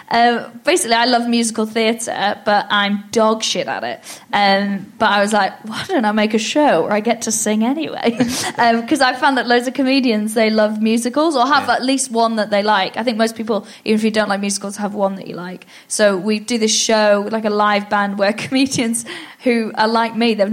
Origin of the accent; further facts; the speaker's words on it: Wales, United Kingdom; I'm Welsh as well